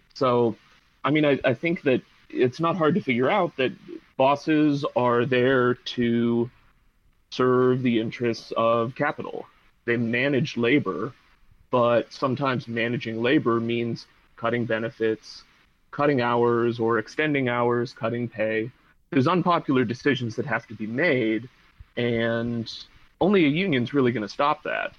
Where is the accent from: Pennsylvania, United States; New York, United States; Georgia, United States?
Pennsylvania, United States; Pittsburgh; I grew up in Pittsburgh